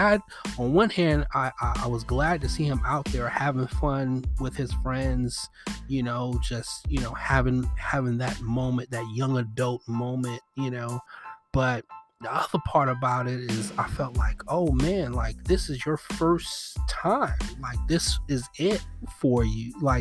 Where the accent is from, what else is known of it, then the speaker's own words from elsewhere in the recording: New York City, New York, United States; moved away; I grew up in Bed-Stuy